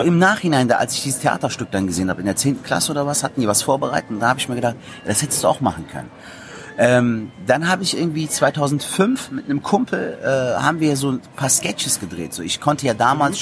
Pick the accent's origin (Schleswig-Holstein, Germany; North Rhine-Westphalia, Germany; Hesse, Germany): North Rhine-Westphalia, Germany; Cologne; Köln geboren, aufgewachsen in Köln, eine Kölsche Jung